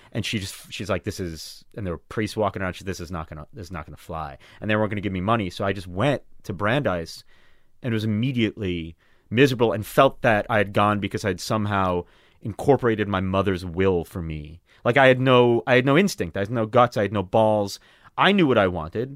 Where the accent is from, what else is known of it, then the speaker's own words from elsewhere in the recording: Long Island, New York, United States; now in Brooklyn, United States; I grew up on Long Island surrounded by Jews.